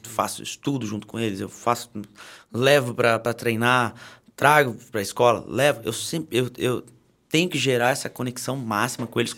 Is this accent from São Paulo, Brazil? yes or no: yes; Taubaté, São Paulo, Brazil; sou de Taubaté.